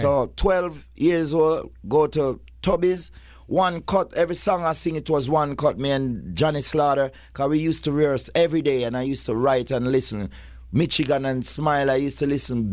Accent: Kingston, Jamaica; I come like, like four wor-, roads from where Purple Man come from. Kingston eleven, Oakland Road.

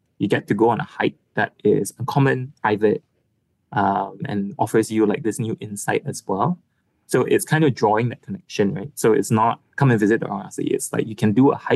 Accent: Malaysia; as a Malaysian person

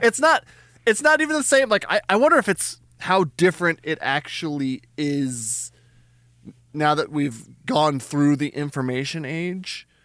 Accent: New Mexico, United States; I'm from New Mexico

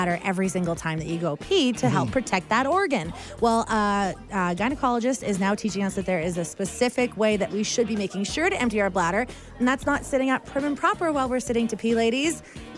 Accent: Edmonton, Alberta, Canada; and I came from Edmonton, which is a grid system.

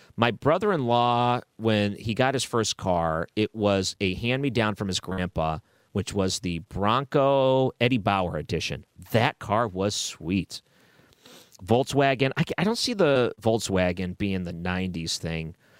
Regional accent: Williamsville, United States; I grew up in Williamsville

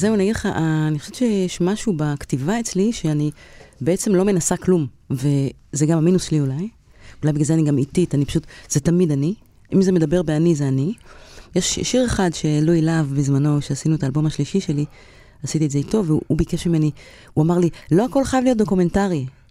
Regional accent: Kiryat Bialik, Haifa District, Israel; קריית ביאליק, אני הייתי כל היום בכפר

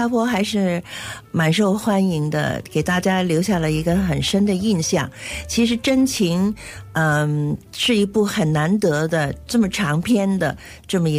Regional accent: Hong Kong; Chinese is a second language; 从小在香港读书，呃呃，三年级、两年级开始，一直到现在都是接触的都是广东话。

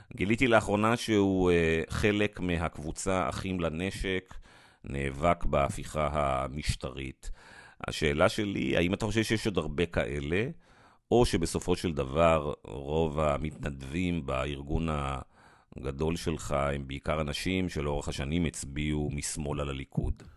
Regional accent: Israel; כישראלי דמוקרטי

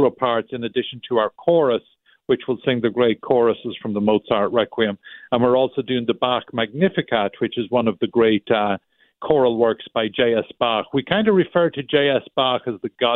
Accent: Ireland; now in Chicago, United States; I'm actually from Ireland originally

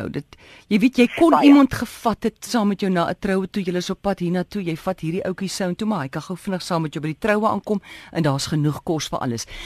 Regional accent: Migdol, North West, South Africa; Ek kom van Migdol. Ek het daar groot geword. Net in geval julle nie weet waar dit is nie, dis tussen Delarywil en Swaizerenike.

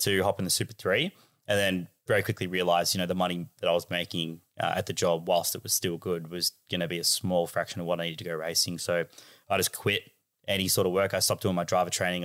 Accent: Australia; as a Aussie kid

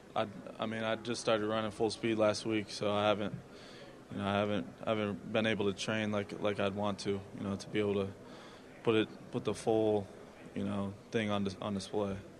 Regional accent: Iowa, United States; I grew up in Iowa, a small town, nine hundred people

